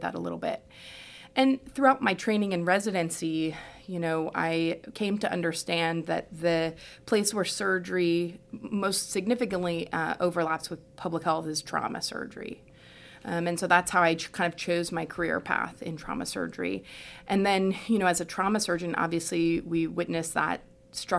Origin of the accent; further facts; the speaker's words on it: Houston, Texas, United States; moved away as an adult; also born or lived in New York / Ghana; I'm from Houston originally